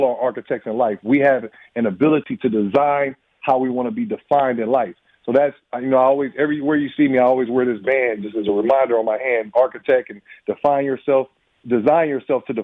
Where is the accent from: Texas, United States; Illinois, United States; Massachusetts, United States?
Illinois, United States; moved away as an adult; now in Madison, United States; I'm from Illinois